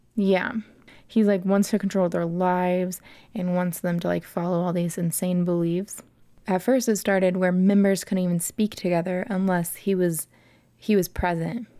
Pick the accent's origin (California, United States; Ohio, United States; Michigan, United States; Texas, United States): Ohio, United States; Vandalia; Vandalia, Ohio, United States of America.